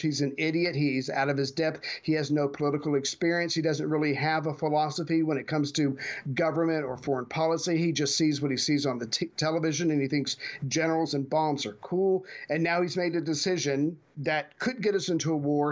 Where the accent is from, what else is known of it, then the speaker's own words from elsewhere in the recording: United States; as an American